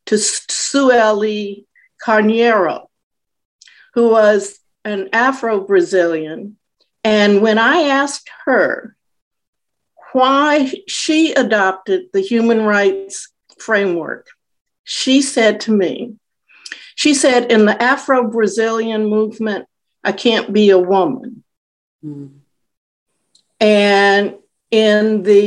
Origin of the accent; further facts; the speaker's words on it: the South, United States; I grew up in the South